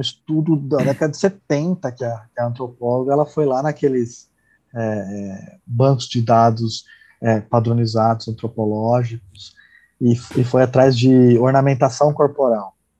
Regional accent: Brazil; minha esposa é tcheca, eu sou brasileiro

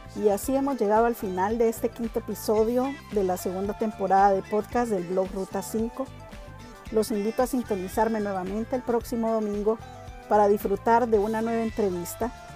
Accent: Honduras; así como los hondureños, los centroamericanos y latinoamericanos

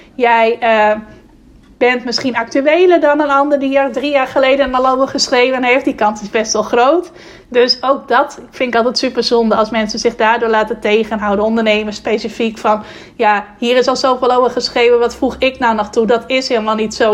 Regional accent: Friesland, Netherlands; dat ik uit Friesland kwam

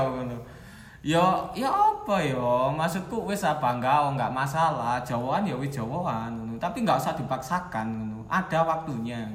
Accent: Batu, East Java, Indonesia; Kalau aku itu dari Batu, asalnya

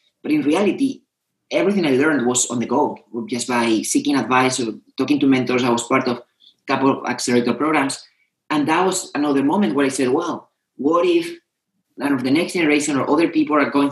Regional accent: Spain; moved away; also born or lived in Madrid; I come from Spain.

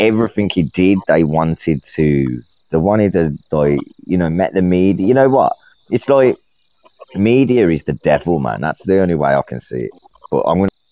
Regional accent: Birmingham, West Midlands, United Kingdom; I'm not from fucking Dudley, you cunt. I'm from Birmingham

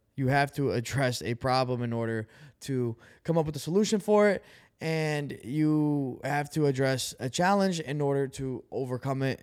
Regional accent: Brazil; moved away; I'm an immigrant. You know, I came from Brazil.

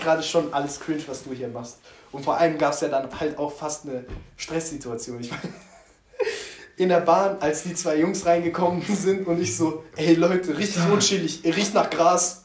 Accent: Karlsruhe, Baden-Württemberg, Germany; also born or lived in England; Karlsruhe ist meine Heimat und das sage ich auch einfach uneingeschränkt. Ja. So, ich bin hier geboren, aufgewachsen

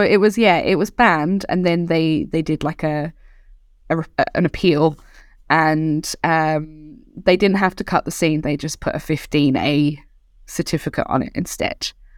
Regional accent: Ireland

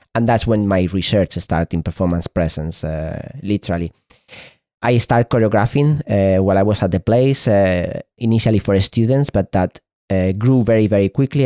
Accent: Spain; first language Spanish; English is a second language; in Spain, this is my, is my mother tongue, Spanish

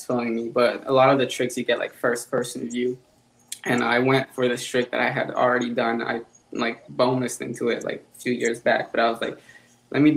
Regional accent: Montreal, Quebec, Canada; also born or lived in Los Angeles / Las Vegas; I'm from Montreal, Quebec

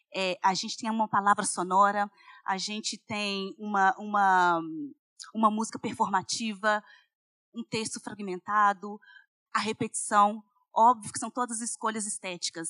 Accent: Belo Horizonte, Minas Gerais, Brazil; eu sou de Belo Horizonte

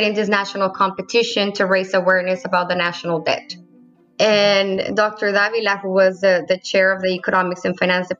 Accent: Piedras Negras, Coahuila, Mexico; moved away; also born or lived in Edinburg, Texas; Yes, I was born and raised in Piedras Negras, Coahuila, Mexico.

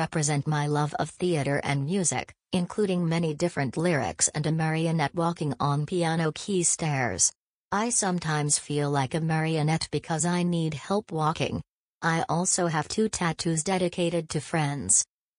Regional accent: Springdale, Arkansas, United States; I was born and raised in Springdale with my brother, Jeffrey.

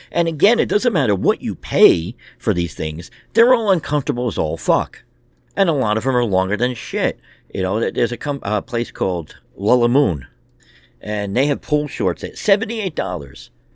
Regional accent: United States; as American men

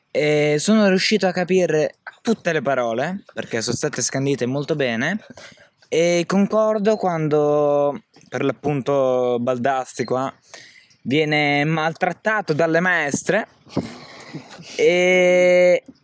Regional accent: San Benedetto del Tronto, Marche, Italy; mi presento … vengo da San Benedetto del Tronto

